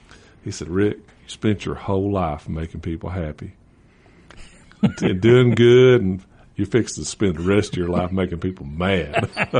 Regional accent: East Tennessee, United States; moved away as an adult; now in Georgia, United States; I'm from East Tennessee.

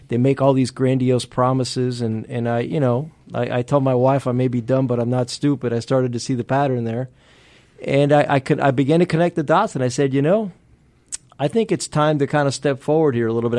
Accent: Miami, Florida, United States; first language Spanish; English is a second language; moved away as an adult; also born or lived in Pennsylvania; now in Georgia, United States; having grown up in Miami

